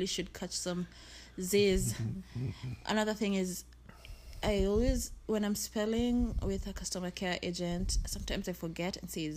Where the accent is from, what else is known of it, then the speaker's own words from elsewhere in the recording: Kenya; moved away as an adult; now in United States; growing up in Kenya